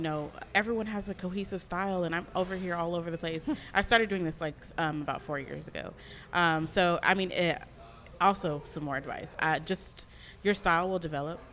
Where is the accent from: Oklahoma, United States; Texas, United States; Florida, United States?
Texas, United States; Sugar Land; I went to school in um, Houston, a suburb of Houston, nice. Sugarland